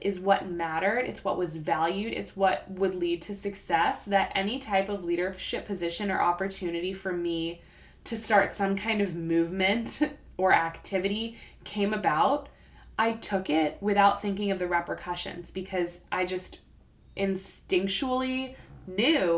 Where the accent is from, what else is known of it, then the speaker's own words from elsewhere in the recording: South Florida, United States; moved away as an adult; I grew up in South Florida